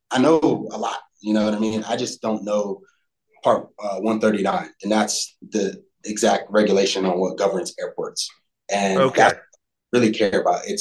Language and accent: English; Fort Lauderdale, Florida, United States; I, I grew up in Fort Lauderdale. I went to a school and like